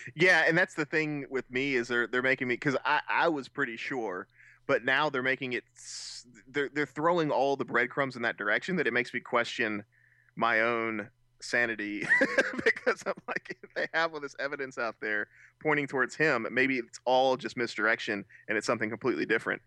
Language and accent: English; United States; being Americans